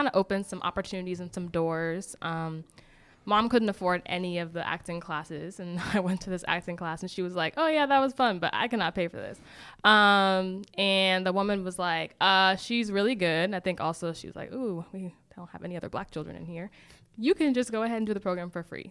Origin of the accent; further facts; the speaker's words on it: Boston, Massachusetts, United States; moved away as an adult; also born or lived in Decatur, Georgia; I am originally from Boston, Massachusetts.